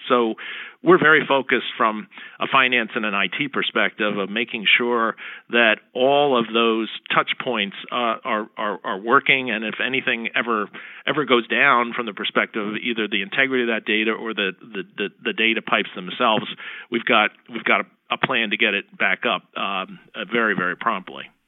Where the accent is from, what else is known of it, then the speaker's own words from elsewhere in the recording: Princeton, New Jersey, United States; my hometown of Princeton, New Jersey